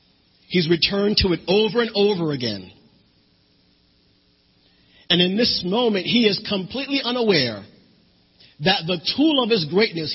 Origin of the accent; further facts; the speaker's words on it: New Jersey, United States; moved away; And that was when I moved down here from New Jersey. So here I am, a city boy, used to snow and blizzards